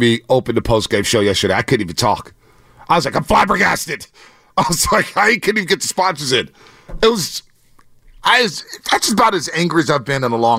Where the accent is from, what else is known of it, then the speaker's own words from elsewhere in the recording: San Francisco, California, United States; We grew up in San Francisco.